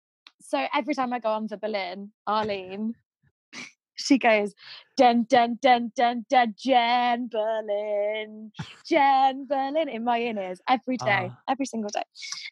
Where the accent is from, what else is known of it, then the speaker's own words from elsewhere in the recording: Manchester, North West England, United Kingdom; accent: northern; now in London, United Kingdom; Because I am northern, but you can't, like, I'm from Manchester, which is in the north of England, if you don't know.